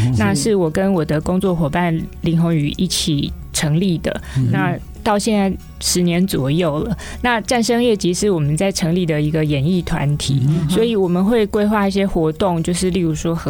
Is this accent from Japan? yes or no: no; Taipei, Taiwan; 我是台北人